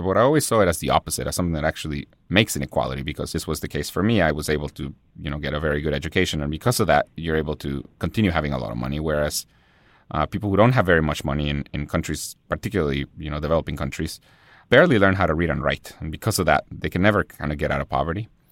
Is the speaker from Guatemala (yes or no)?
yes; Guatemala City, Guatemala Department, Guatemala; born or raised there; first language Spanish; English is a second language; now in United States